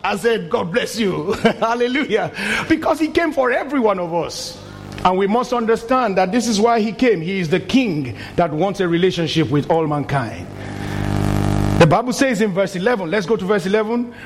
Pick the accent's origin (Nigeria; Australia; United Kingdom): Nigeria; moved away as an adult; in my country, my home country, Nigeria, when I was very young, the first 30 years of my life, all I knew was military rule